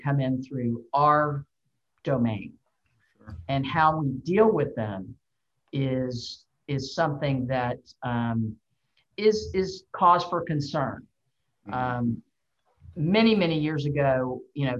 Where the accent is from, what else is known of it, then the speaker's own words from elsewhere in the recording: Houston, Texas, United States; in Houston, my hometown